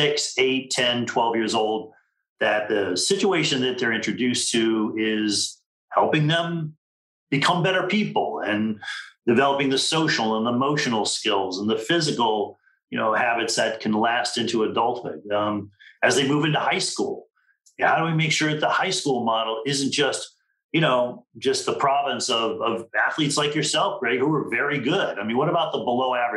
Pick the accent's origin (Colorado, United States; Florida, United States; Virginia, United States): Florida, United States; Miami; when I was a kid growing up in Miami